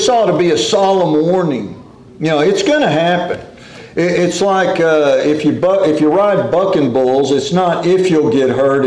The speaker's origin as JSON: {"language": "English", "town": "Corpus Christi", "region": "Texas", "country": "United States", "tie": "born or raised there", "said": "we grew up in Corpus Christi"}